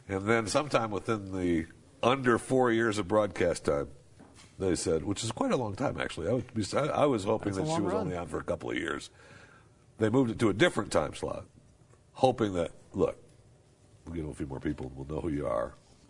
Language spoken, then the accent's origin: English; Michigan, United States; I grew up in Michigan.